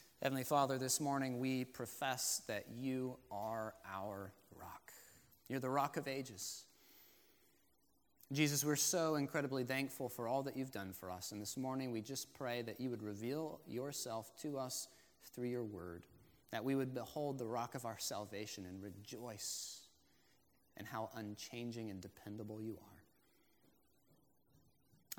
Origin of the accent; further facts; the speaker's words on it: Florida, United States; I grew up in Florida